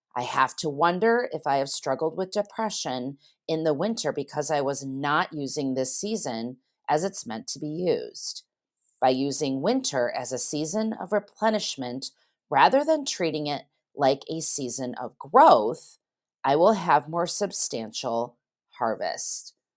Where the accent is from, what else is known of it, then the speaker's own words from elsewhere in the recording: Geneva, Illinois, United States; my hometown of Geneva, Illinois